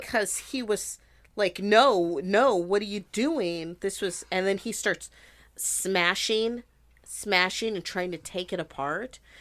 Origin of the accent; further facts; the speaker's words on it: Montana, United States; I grew up in Montana